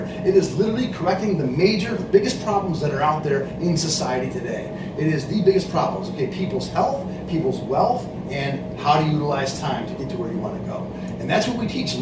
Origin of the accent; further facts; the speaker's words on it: Lowville, New York, United States; I was born up in Lowellville, New York